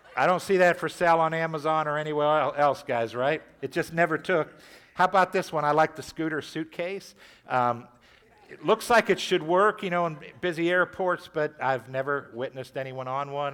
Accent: Warren, Ohio, United States; I, I grew up in Catholic school. I went through John F. Kennedy here in Warren, freshman, sophomore, junior year.

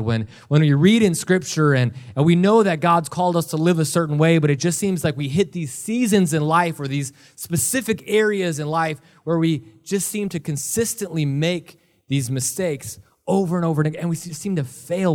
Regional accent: Milwaukee, Wisconsin, United States; now in Ohio, United States; I was born and raised in Milwaukee, Wisconsin.

